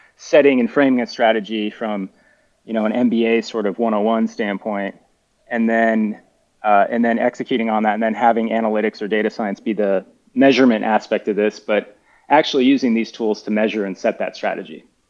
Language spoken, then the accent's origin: English; United States; moved away as an adult; I'm an American, by the way, ex ex uh, college fo- American football player